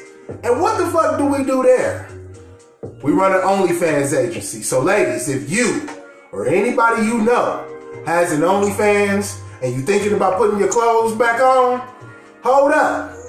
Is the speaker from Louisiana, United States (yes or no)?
no; Milwaukee, Wisconsin, United States; Shout out to Milwaukee, my hometown.